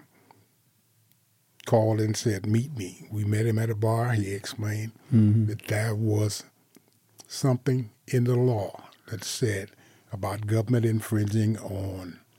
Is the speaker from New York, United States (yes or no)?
no; Las Vegas, Nevada, United States; I'm a native Nevada, and I was born here 78 years ago. And I was born in West Las Vegas